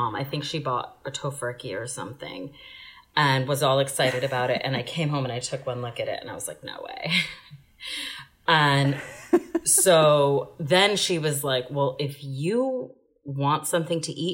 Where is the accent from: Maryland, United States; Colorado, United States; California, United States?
Maryland, United States; Bethesda; I grew up in Bethesda, Maryland, and we lived with my Colombian grandma